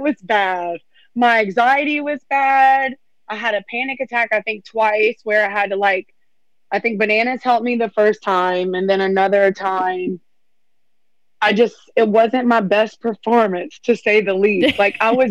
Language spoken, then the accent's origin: English; Louisiana, United States; I'm from Louisiana